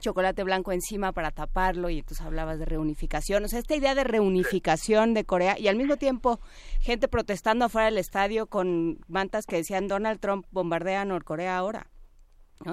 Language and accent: Spanish; Mexico